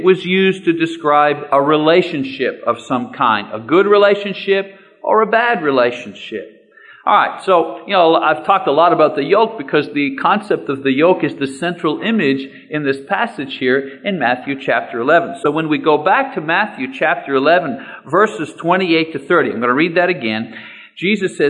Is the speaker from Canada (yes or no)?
yes; Canada; I'm a Canadian, but I consider myself part of North America